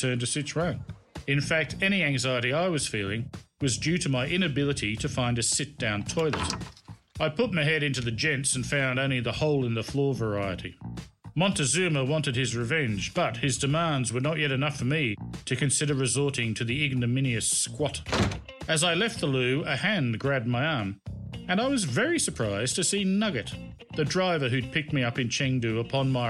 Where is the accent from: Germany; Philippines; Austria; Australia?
Australia; now in China; As an Australian, I'd been automatically granted a 90-day stay in Hong Kong